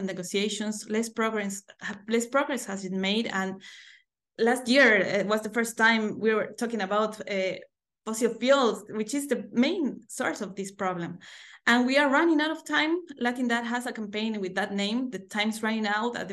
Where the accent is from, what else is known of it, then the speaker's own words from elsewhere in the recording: Bolivia; I'm from Bolivia in South America.